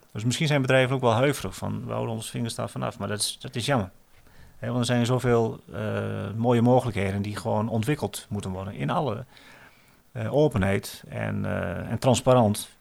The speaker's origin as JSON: {"language": "Dutch", "country": "Netherlands", "also_born_or_lived": "Cameroon / Oldenzaal, Netherlands", "moved": "as an adult", "said": "ik natuurlijk ook wel gewoon nog die Nederlander ben"}